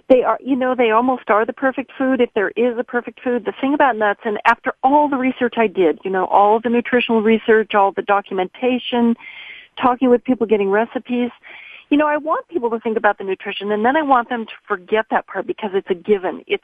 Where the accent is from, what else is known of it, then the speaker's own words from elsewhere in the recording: Pacific Northwest, United States; now in France; I hail from the Pacific Northwest, both Oregon and Washington